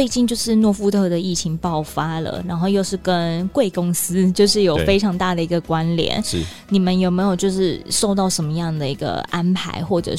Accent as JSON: {"language": "Chinese", "country": "Taiwan", "said": "即使我是台湾人，"}